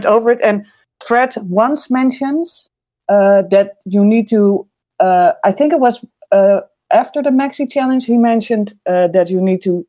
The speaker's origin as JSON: {"language": "English", "country": "Netherlands", "said": "As a Dutchie"}